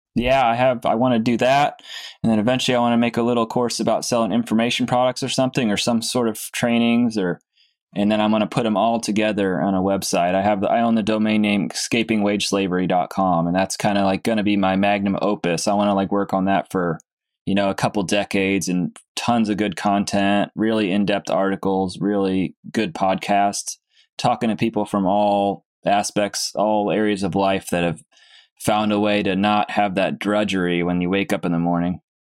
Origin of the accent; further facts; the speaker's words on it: Cape Cod, Massachusetts, United States; moved away; I'm from Cape Cod